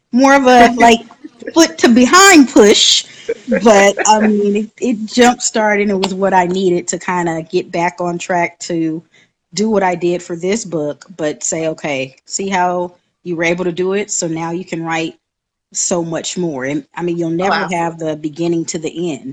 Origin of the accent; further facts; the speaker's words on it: San Diego, California, United States; now in Birmingham, United States; I am originally from San Diego, California, residing in Birmingham, Alabama